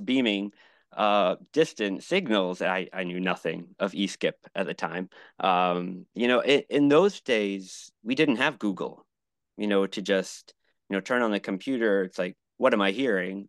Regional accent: New England, United States; also born or lived in Buffalo / Miami; now in Fremont, United States; I grew up in New England

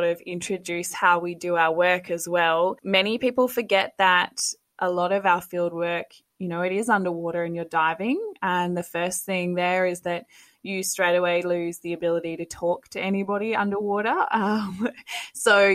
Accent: West Australian coastline, Western Australia, Australia; now in North Queensland, Australia; grew up on the West Australian coastline

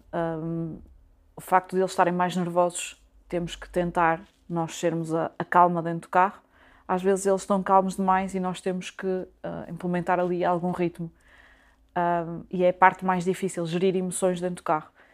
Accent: Braga, Norte, Portugal; moved away as an adult; now in Vila do Conde, Portugal; Sou natural de Braga, apesar de neste momento estar a viver em Vila do Conde

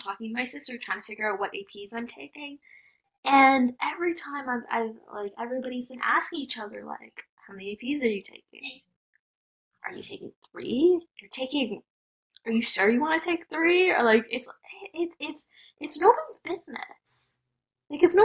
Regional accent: United States; I'm Indian American

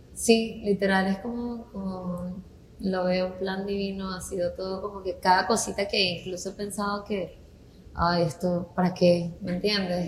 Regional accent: Venezuela; now in Puerto Rico; yo soy venezolana como tú y tengo cinco años acá

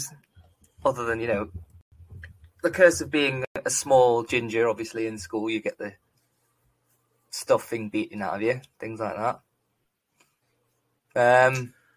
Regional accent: Manchester, North West England, United Kingdom; accent: posh northern; also born or lived in Liverpool; I was actually born in Liverpool, but I was raised in Manchester

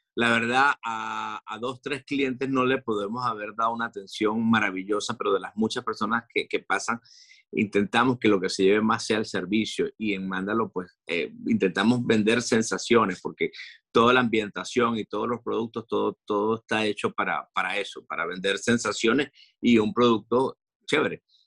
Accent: Venezuela; now in Madrid, Spain

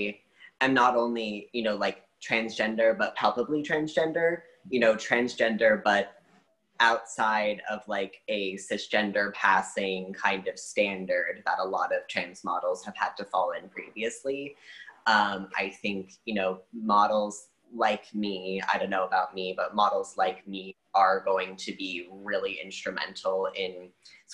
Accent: Portland, Oregon, United States; moved away as an adult; mixed kid growing up in Portland, Oregon

